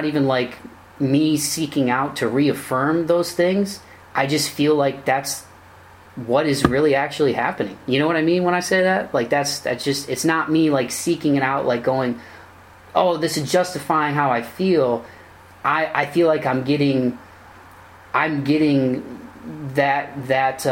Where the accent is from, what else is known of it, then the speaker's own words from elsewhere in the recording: Toledo, Ohio, United States; my hometown, Toledo